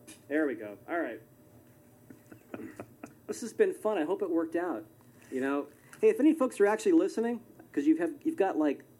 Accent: Watsonville, California, United States; So I live in a farm town called Watsonville, down below Santa Cruz in the Bay Area.

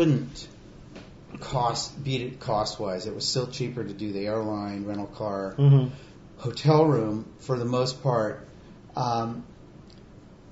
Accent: Monterey, California, United States; also born or lived in San Francisco Bay Area; I grew up in Monterey

